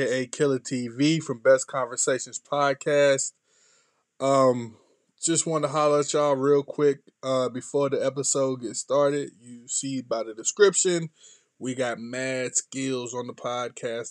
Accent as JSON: {"language": "English", "region": "North Carolina", "country": "United States", "said": "I'm from North Carolina, not too far from Fayetteville"}